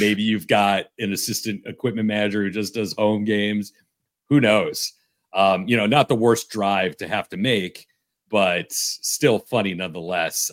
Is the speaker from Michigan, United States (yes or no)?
yes; Michigan, United States; moved away as an adult; now in Indiana, United States; I am from Michigan. I have transplanted to Indiana, where I've been for twenty-seven years.